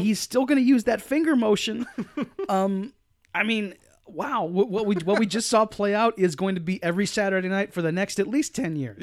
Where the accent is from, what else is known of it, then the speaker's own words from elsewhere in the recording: United States; people from my hometown